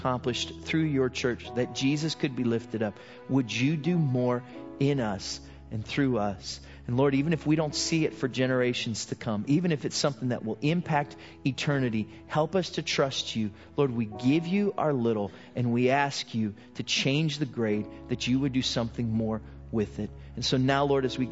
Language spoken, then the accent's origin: English; United States; who I am as an American